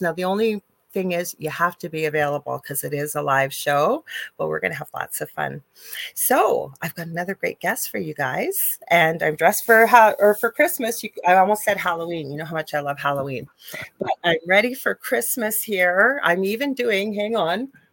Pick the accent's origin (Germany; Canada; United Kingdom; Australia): Canada; I am a Canadian spiritual psychic medium